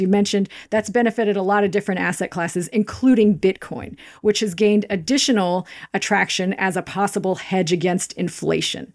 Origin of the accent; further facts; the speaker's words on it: Kansas, United States; moved away as an adult; also born or lived in Denmark / Greenwich; I'm originally from Kansas.